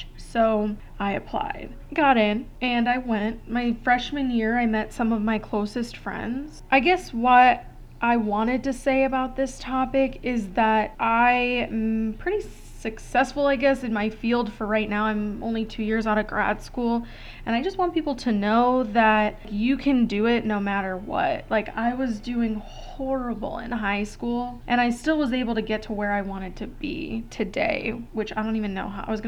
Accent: Gurnee, Illinois, United States; moved away as an adult; now in Arizona, United States; a 4-hour drive from Western to where I grew up in Gurnee, Illinois

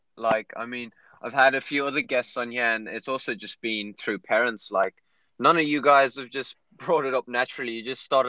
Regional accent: South Africa; now in Ireland; I come from South Africa with the beautiful weather, and now I'm in Ireland with the crappy weather.

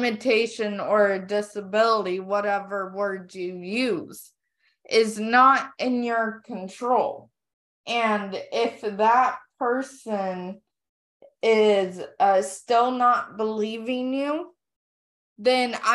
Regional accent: Texas, United States; I am from Texas

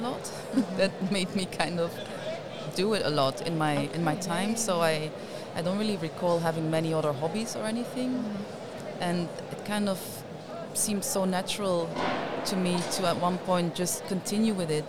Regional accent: Limburg, Netherlands; I grew up in Limburg, in the south, and of course in the 70s

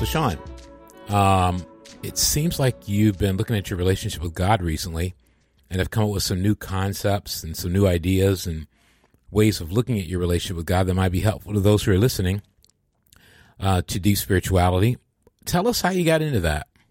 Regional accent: Michigan, United States; I come from Michigan

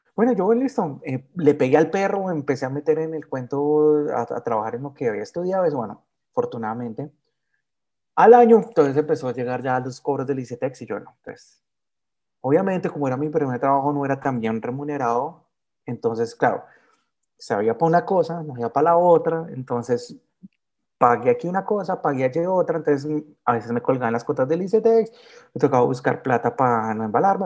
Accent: Soacha, Cundinamarca, Colombia; also born or lived in Bogotá; yo soy nacido en Bogotá, pero criado en Soacha

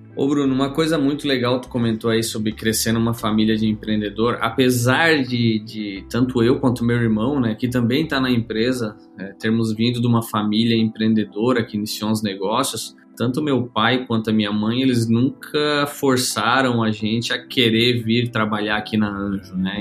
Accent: Criciúma, Santa Catarina, Brazil; Eu sou natural aqui de Criciúma, Santa Catarina

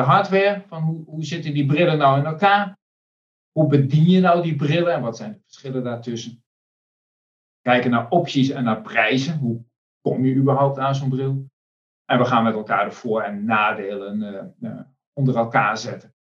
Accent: Netherlands; we als Nederlanders

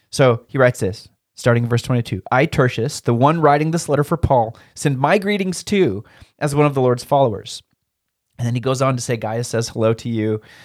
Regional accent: Turner, Oregon, United States; when I was growing up in Turner, Oregon was like a thousand people

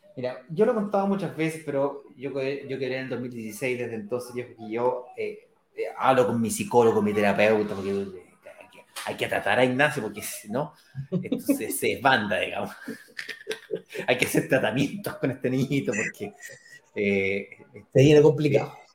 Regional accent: Chile; ahí trabajo como cualquier chileno clase media normal que me jubilo a los 65

